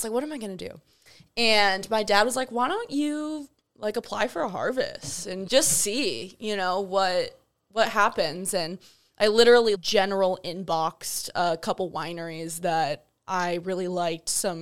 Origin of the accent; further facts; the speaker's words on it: Huntington Beach, California, United States; I'm from Huntington Beach, California, in Orange County